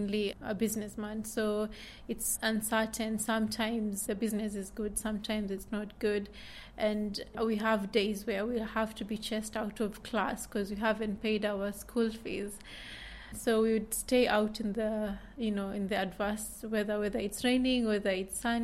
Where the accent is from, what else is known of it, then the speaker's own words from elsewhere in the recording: Kenya; also born or lived in Somalia / West Kensington, London; now in London, United Kingdom; I mainly identify with Kenya because that's where I was brought up and raised before I came to England